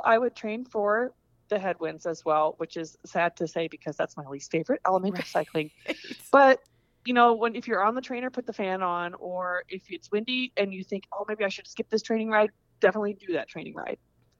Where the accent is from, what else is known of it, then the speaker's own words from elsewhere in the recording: Coralville, Iowa, United States; also born or lived in Des Moines, Iowa; Coralville is my true hometown. I was born in Coralville